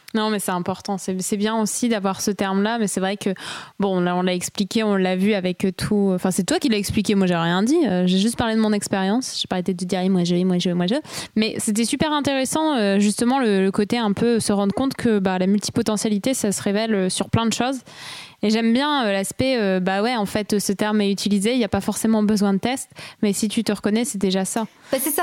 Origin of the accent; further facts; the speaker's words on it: Lille, Hauts-de-France, France; moved away; also born or lived in Bordeaux; je suis de Lille et j'étais à Bordeaux